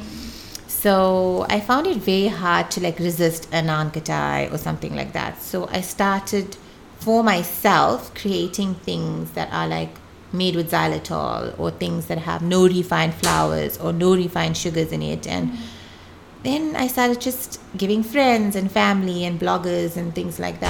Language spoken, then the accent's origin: English; Pietermaritzburg, KwaZulu-Natal, South Africa; now in Durban, South Africa; I came from Pietermaritzburg